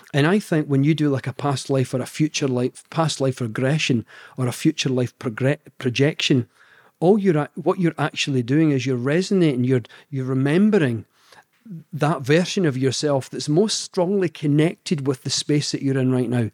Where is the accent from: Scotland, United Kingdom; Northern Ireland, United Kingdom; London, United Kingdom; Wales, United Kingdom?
Scotland, United Kingdom; accent: Scottish; my Scottish accent